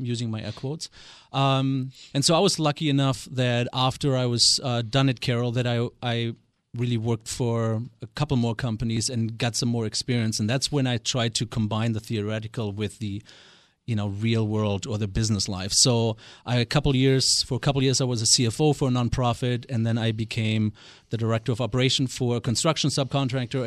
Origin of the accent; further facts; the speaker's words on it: Germany; accent: German; English is a second language; moved away as an adult; now in United States; born and raised in West Germany, uh, I am not a native of this great state, although I've been here for twenty-two years.